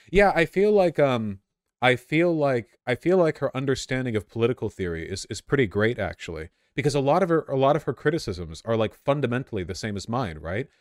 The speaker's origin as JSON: {"language": "English", "town": "Los Angeles", "region": "California", "country": "United States", "tie": "born or raised there", "said": "I grew up in Los Angeles"}